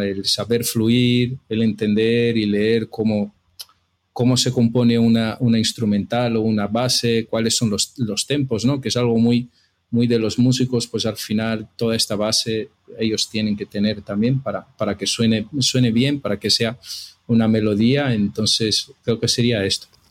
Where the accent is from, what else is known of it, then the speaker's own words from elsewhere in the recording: São Paulo, Brazil; Spanish is a second language; moved away as an adult; now in Madrid, Spain; yo soy brasileño, estudié toda mi vida hasta terminar la universidad en Brasil, en São Paulo